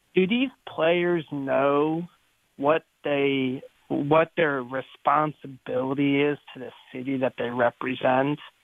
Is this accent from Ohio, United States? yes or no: yes; Cleveland, Ohio, United States; now in San Diego, United States; I'm from Cleveland originally